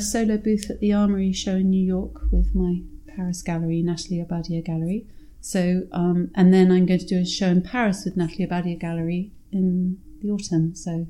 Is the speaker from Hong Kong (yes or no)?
yes; Hong Kong; I was born in Hong Kong